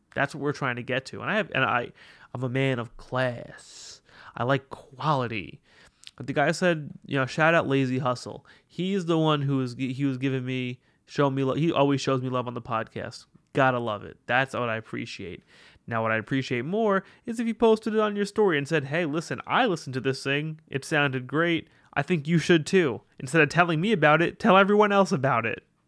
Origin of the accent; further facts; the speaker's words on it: New York City, New York, United States; I'm a New Yorker